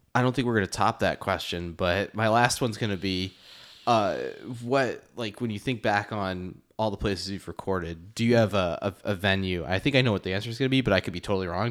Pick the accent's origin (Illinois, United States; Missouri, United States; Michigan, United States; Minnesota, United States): Illinois, United States; Western Springs; grew up in Western Springs